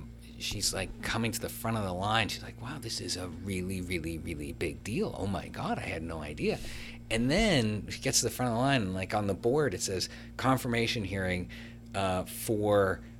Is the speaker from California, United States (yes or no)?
no; Washington, District of Columbia, United States; I'm from the District of Columbia. Kind of hard to do.